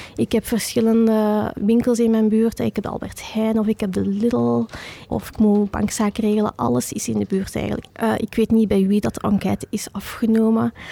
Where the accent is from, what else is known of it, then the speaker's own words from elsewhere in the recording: Vilvoorde, Flanders, Belgium; now in Machelen, Belgium; Ik ben geboren en getogen in Vilvoorde.